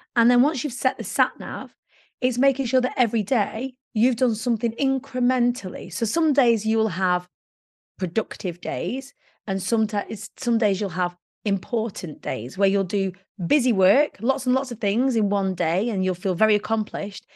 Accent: Preston, North West England, United Kingdom; I was born in the Council of States of Preston.

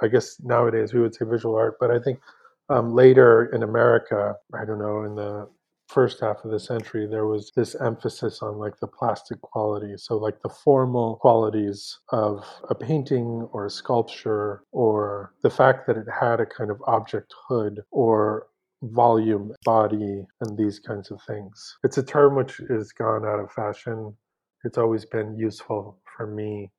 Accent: San Francisco, California, United States; moved away as an adult; also born or lived in New York / Paris / Mexico City; now in Los Angeles, United States; I'm originally from San Francisco, but ended up in New York for my studies in my 20s and then Paris

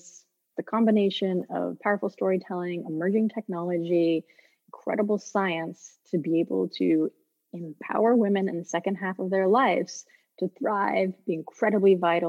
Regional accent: Houston, Texas, United States; moved away as an adult; also born or lived in Netherlands; I grew up in Houston, Texas

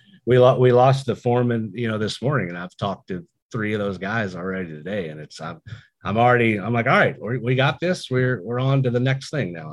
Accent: United States; my hometown of Woodford County.

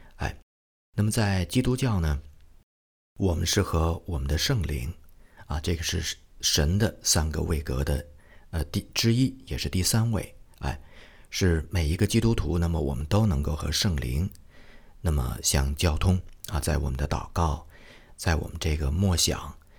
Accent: Shenyang, Liaoning, China; 我的家乡啊，沈阳

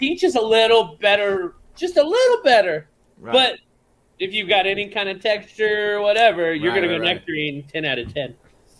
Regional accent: Florida, United States; I am from Florida

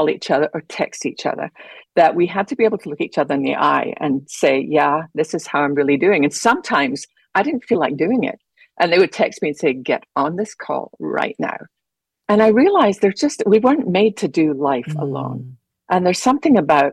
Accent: Scotland, United Kingdom; moved away as an adult; also born or lived in London / Geneva, Switzerland / Holland; now in United States; growing up in Scotland

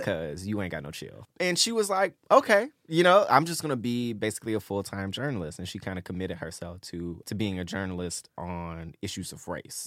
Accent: Memphis, Tennessee, United States; I'm from Memphis

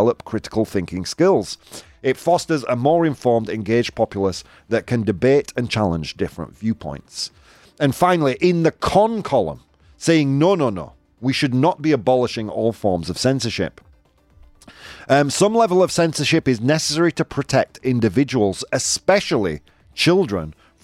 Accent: United Kingdom; I'm British

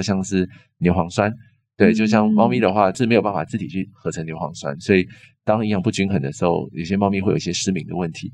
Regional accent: Longjing, Taichung, Taiwan; 我以前在台中荣景长大

